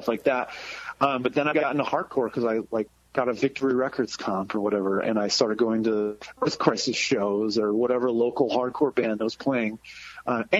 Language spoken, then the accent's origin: English; Massachusetts, United States; moved away; I was from Massachusetts, so like the ska scene was huge